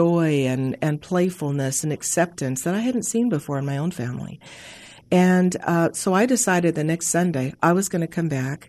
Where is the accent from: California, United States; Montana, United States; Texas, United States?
Montana, United States; I grew up in Montana